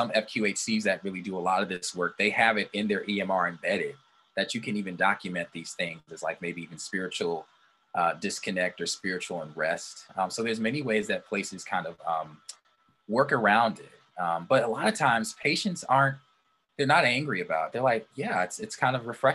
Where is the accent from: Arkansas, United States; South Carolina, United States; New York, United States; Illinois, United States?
Illinois, United States; southwest suburbs of Chicago; I went to a faith bank in the southwest suburbs of Chicago near my hometown.